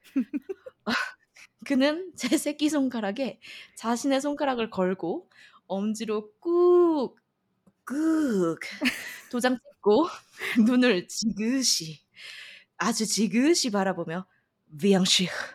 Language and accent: Korean; South Korea